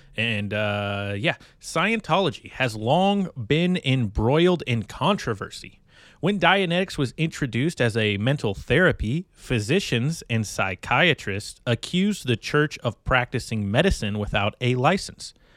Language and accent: English; California, United States; I grew up in California